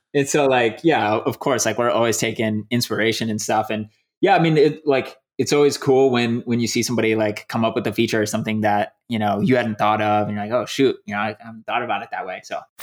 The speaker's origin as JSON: {"language": "English", "region": "Michigan", "country": "United States", "tie": "born or raised there", "also_born_or_lived": "Louisiana", "moved": "as an adult", "lives_now": "Indiana, United States", "said": "I was born in Louisiana, but I, I was raised in Michigan."}